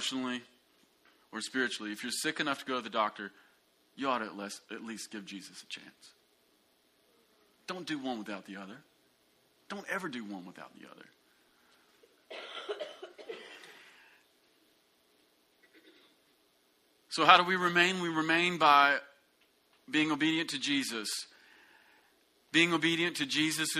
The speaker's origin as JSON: {"language": "English", "country": "United States", "tie": "born or raised there", "said": "you and I grew up in America"}